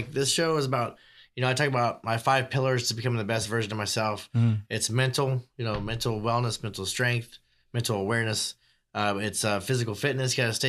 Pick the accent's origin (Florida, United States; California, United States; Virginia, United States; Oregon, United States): Virginia, United States; Virginia Beach; moved away; And I grew up in Virginia Beach, Virginia, and you know, I got separated from my family and had to come to South Bakersfield.